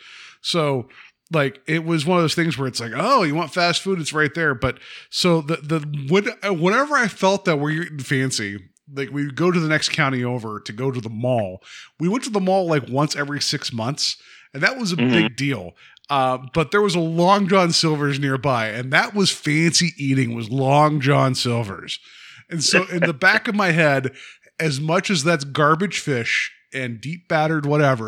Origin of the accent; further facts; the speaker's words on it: West Virginia, United States; moved away; where I grew up and, in West Virginia